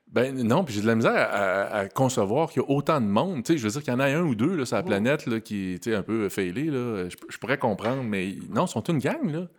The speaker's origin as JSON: {"language": "French", "town": "Quebec City", "region": "Quebec", "country": "Canada", "tie": "born or raised there", "said": "je suis natif de Québec"}